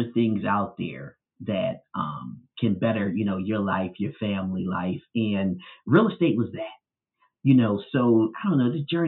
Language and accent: English; Philadelphia, Pennsylvania, United States; growing up in North Philadelphia